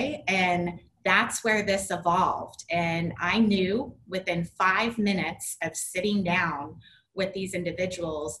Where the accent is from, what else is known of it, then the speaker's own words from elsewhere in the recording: Southern California, United States; I grew up in Southern California